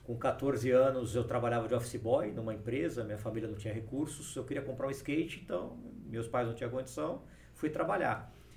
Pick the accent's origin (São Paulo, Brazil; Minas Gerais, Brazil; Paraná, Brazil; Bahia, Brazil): São Paulo, Brazil; Ribeirão Preto; Eu nasci em São Paulo e fui para Ribeirão Preto muito cedo, muito menino. Passei a minha infância inteira lá, minha adolescência, fiz faculdade lá